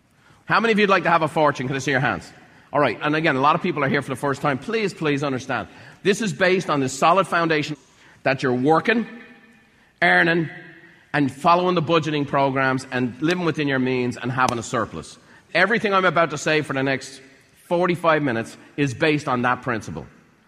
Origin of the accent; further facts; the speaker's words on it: Ireland; I was broke. I was a house painter's son. I was from Ireland. I didn't know anybody with money.